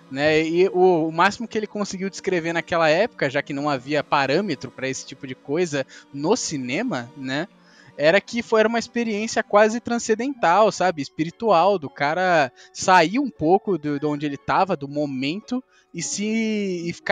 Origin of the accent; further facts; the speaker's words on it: Brazil; Nós somos brasileiros